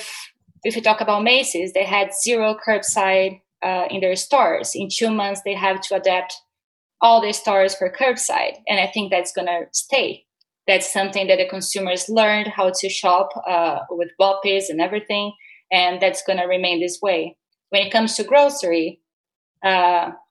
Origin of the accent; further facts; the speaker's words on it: Brazil; moved away as an adult; also born or lived in United States; I was born and raised in Brazil. I moved to the US a couple of years ago.